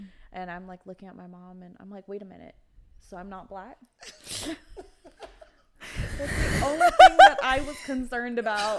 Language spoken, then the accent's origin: English; Los Angeles, California, United States; So I grew up in LA my entire life. I was in foster care mm-hmm. as a baby.